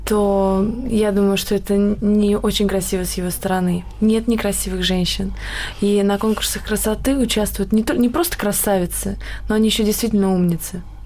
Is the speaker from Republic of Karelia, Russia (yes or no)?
yes; Republic of Karelia, Russia; я из Карелии